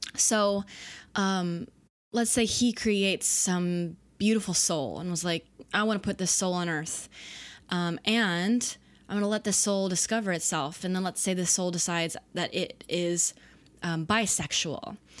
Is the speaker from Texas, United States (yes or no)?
yes; Dallas, Texas, United States; I was raised in the South. Dallas, Texas